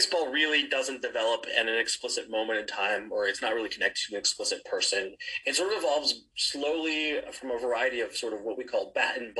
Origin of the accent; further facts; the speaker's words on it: Kansas, United States; I grew up in Kansas